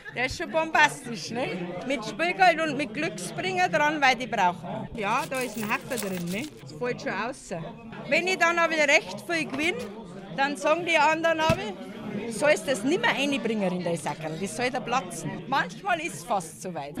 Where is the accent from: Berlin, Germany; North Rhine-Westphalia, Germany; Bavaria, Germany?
Bavaria, Germany; Wülting; moved away as an adult; now in Waffenbrunn, Germany; ich komme aus Wülting